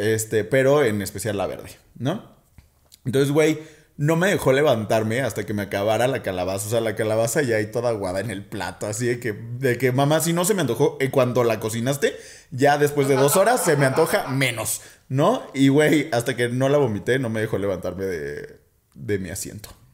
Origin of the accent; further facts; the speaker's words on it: Guadalajara, Jalisco, Mexico; now in Mexico City, Mexico; yo soy de Guadalajara, ¿no? Entonces en Guadalajara tenemos costumbres bien extrañas.